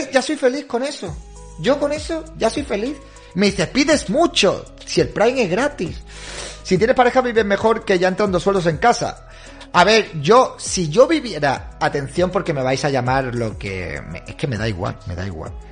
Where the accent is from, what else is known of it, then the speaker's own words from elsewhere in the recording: Argentina; me hizo ampliar horizontes soy de Argentina, por eso te pregunto.